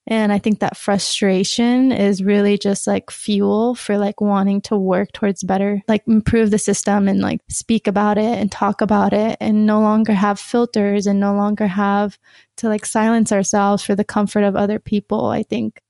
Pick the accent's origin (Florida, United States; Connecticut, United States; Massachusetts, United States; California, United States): California, United States; Sacramento; moved away as an adult; now in Utah, United States; I was born and raised in Sacramento, California